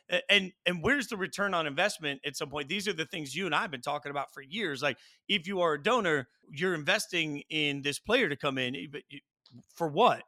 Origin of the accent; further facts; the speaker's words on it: Las Vegas, Nevada, United States; growing up in Vegas